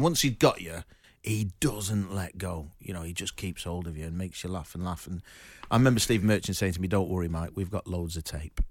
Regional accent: Manchester, North West England, United Kingdom; I'm from Manchester

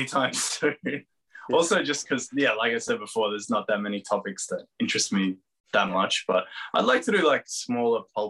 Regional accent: Geelong, Victoria, Australia; I grew up in Geelong

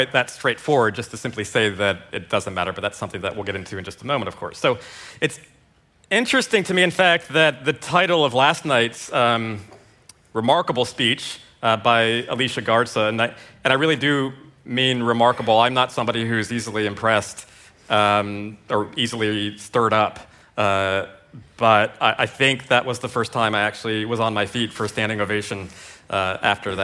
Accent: United States; now in New Zealand; I'm an American psychologist and a writer. I'm now based in New Zealand.

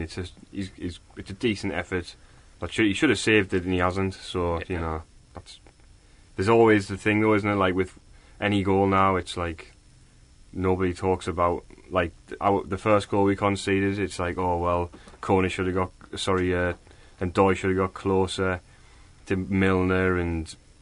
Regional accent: England, United Kingdom; I'm English

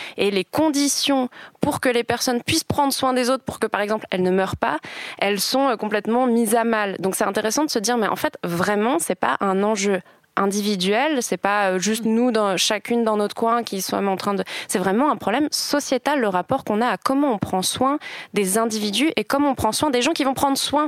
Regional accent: France; now in Switzerland; en tant que Française

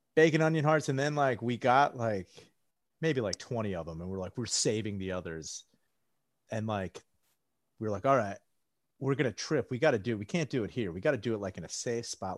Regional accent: outside Valley Forge, Pennsylvania, United States; moved away as an adult; also born or lived in South Philadelphia; I grew up outside of Valley Forge

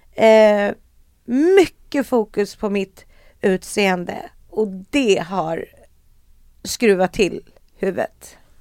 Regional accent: Sweden; jag var ju då svensk

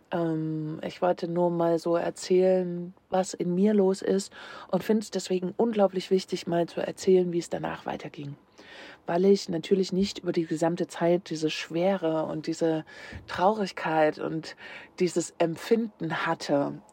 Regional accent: Leipzig, Saxony, Germany; Und meine Heimatstadt ist und bleibt für immer Leipzig

